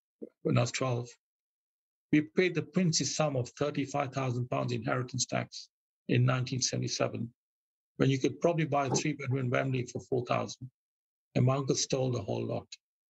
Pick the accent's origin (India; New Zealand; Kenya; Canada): Kenya; now in United Kingdom; I decide to want to go back to my mother country, I can then become domicile back in Kenya.